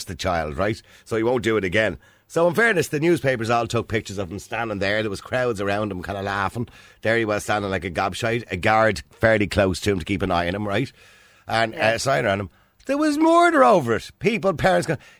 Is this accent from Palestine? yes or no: no; Dublin, Leinster, Ireland; I grew up in Edenmore, which was full of scumbags at the time.